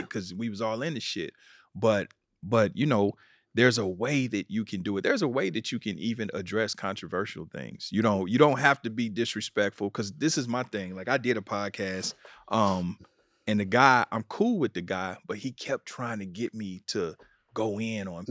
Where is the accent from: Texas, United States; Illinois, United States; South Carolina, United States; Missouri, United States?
Missouri, United States; Kansas City; I'm from Kansas City, Missouri